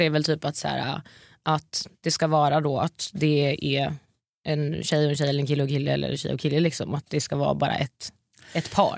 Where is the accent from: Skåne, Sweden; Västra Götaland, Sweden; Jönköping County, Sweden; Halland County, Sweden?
Halland County, Sweden; Varberg; accent: Gothenburg dialect (göteborgska); also born or lived in Oslo; now in Stockholm, Sweden; jag är från Varberg så jag har ganska mycket göteborgska